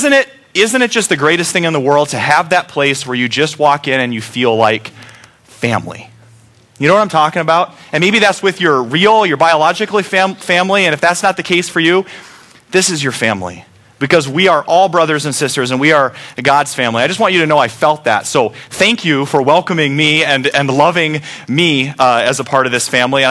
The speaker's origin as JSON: {"language": "English", "country": "United States", "said": "We as Americans love choices"}